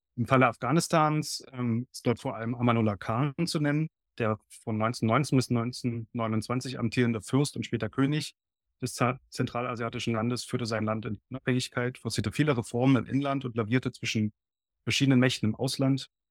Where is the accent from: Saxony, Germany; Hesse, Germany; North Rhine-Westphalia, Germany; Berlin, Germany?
Berlin, Germany; ich bin ein in Berlin geborener und aufgewachsener Historiker